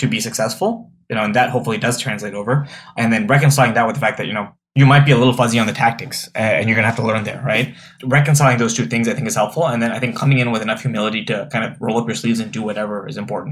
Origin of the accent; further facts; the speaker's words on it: East Coast, United States; moved away as an adult; now in Cleveland, United States; I'm from the East Coast, as you are, right? Like I came to Cleveland to work at Jumpstart